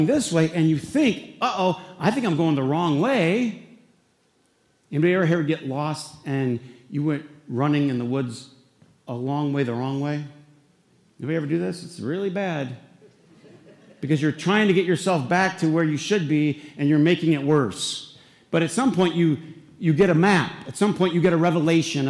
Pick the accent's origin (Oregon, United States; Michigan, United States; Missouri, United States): Michigan, United States; Flint; we were in Flint, there was what, 1, 2, 3, 4 boys and 3 girls.